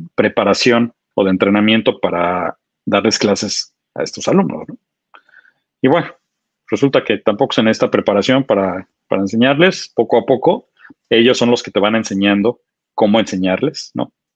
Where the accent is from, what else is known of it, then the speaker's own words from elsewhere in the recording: Mexico City, Mexico; moved away as an adult; also born or lived in United States; durante mis primeros 25 años, yo, nací en la Ciudad de México